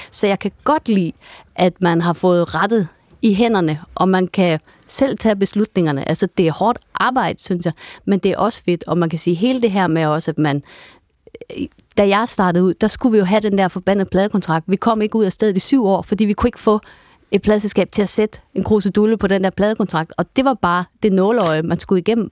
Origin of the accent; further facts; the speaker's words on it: Vendsyssel, North Denmark Region, Denmark; jeg var fra Vendsyssel Sand, så tog vi rutebilen ind til Aalborg